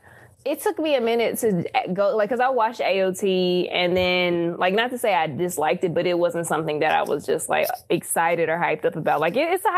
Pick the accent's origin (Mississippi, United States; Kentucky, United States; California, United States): Mississippi, United States; Terry; I'm from Terry, Mississippi, so woo, dirty south.